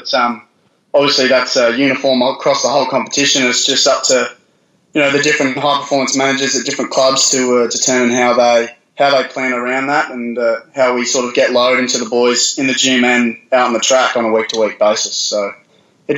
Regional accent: South Australia, Australia; now in Brisbane, Australia; I'm a boy from South Australia.

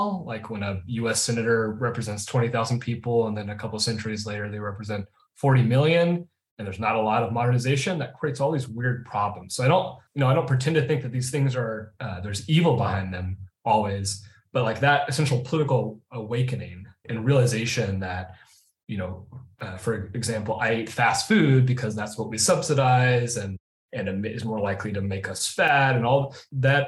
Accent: Portland, Oregon, United States; growing up in East Portland, you know, on Hawthorne in East Portland

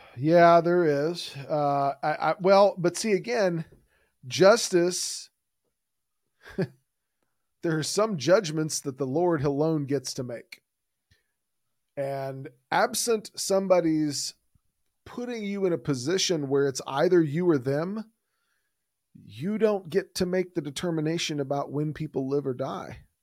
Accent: Houston, Texas, United States; I grew up in, I grew up here in Houston, Texas

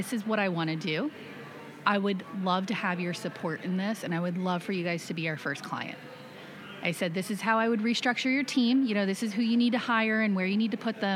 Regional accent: Plant City, Florida, United States; I grew up in Florida, in Plant City, very humble beginnings

